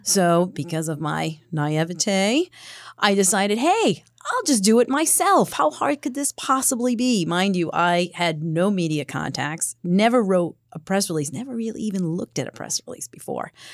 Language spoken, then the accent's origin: English; Cranston, Rhode Island, United States; From Rhode Island, from Cranston, Rhode Island, just outside of Providence